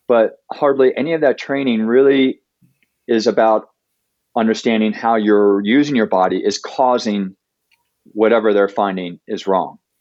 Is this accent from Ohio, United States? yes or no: yes; Ohio, United States; now in Denver, United States; I grew up in Ohio